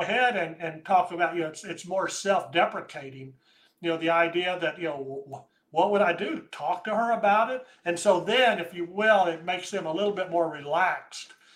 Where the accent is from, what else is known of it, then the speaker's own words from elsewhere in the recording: United States; I'm an American